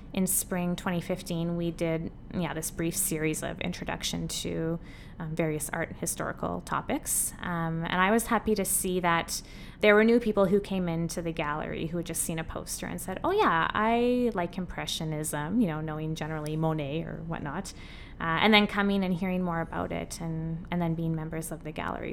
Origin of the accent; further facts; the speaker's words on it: Saskatoon, Saskatchewan, Canada; moved away as an adult; also born or lived in Utrecht, Netherlands / England; I grew up in Saskatoon